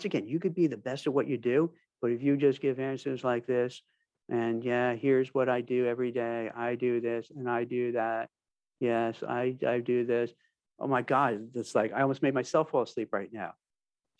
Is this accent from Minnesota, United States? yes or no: no; New York, United States; I'm from New York, native New York. I've been there, I've lived there most of my life